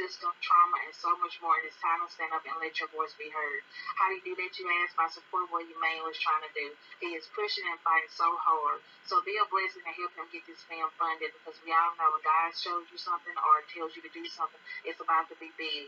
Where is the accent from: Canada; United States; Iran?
United States; Alabama; I am from Alabama